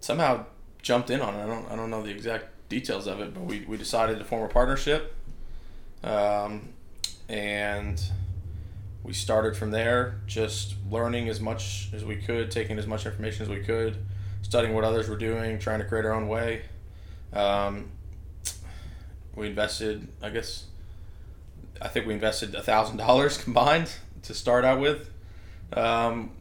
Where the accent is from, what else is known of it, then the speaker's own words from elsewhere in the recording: Vermont, United States; also born or lived in Maine; So I was born in Maine, in the middle of nowhere in Maine. Grew up in Vermont